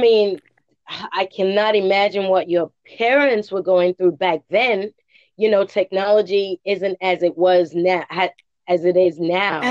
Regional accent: England, United Kingdom; now in United States; I'm from England, and just just being here in the in the United States

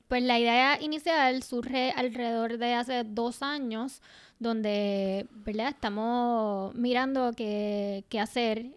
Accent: Puerto Rico; lo que somos nosotras, las puertorriqueñas y las latinas

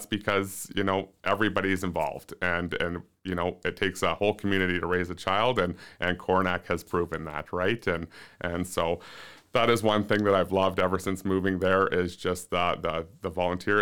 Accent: Ontario, Canada; moved away; growing up in Ontario, I went to larger schools

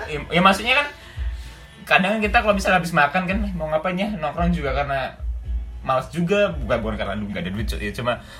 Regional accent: Java, Indonesia; yang sebagai orang Jawa orang Jawa juga kan di situ

